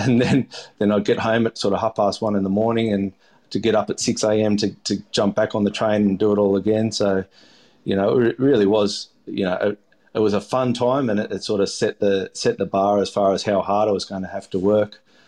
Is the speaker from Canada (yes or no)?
no; Melbourne, Victoria, Australia; whereas I grew up in Melbourne on Port Phillip Bay, and it was all for us just about going to the beach, having some fish and chips, going out sailing.